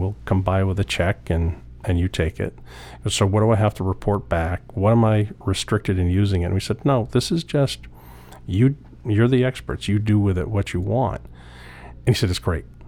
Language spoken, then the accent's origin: English; Old Town, Maine, United States; I grew up in Old Town.